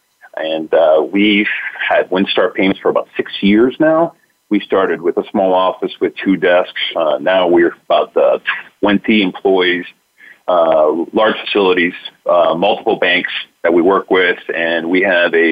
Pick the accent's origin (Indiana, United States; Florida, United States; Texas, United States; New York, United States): Florida, United States; Lakeland; also born or lived in Tampa, Florida; I'm originally from Florida. My parents are Cuban immigrants from Cuba.